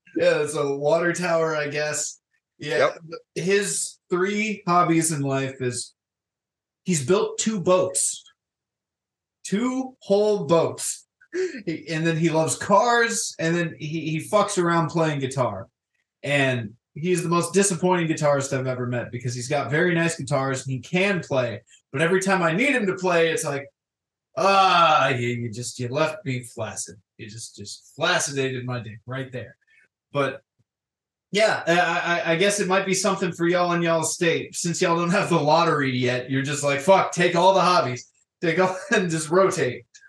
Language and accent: English; Florida, United States; I grew up in Florida, and uh, despite growing up in a certain town in Florida